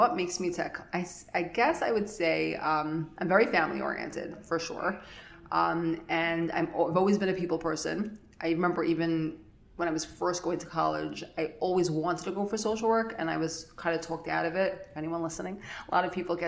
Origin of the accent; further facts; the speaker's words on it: New York City, New York, United States; I grew up in Flatbush, lived here my whole life